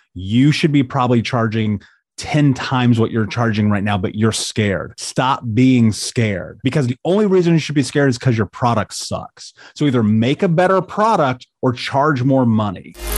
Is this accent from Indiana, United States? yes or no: yes; Indianapolis, Indiana, United States; I grew up in Indianapolis